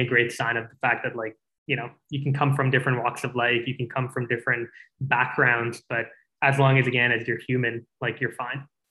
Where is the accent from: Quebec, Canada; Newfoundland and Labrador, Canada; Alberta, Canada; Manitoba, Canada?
Alberta, Canada; Calgary; also born or lived in Singapore; when I moved to Calgary